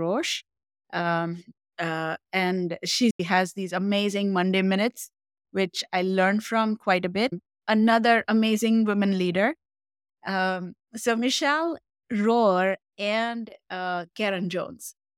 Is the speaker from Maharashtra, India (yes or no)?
yes; Mumbai, Maharashtra, India; moved away; I grew up in Mumbai, India.